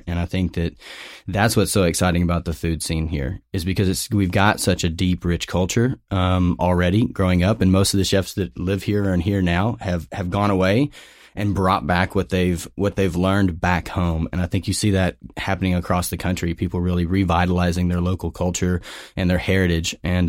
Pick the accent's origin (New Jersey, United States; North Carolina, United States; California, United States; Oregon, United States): Oregon, United States; Portland; I'm from Portland, Oregon as well.